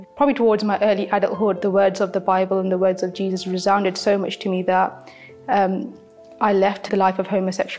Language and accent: English; Leicester, East Midlands, United Kingdom; I'm from Leicester. I was raised in a Sikh family.